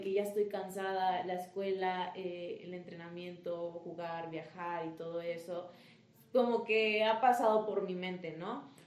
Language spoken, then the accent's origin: Spanish; Acapulco, Guerrero, Mexico; yo soy de Acapulco Guerrero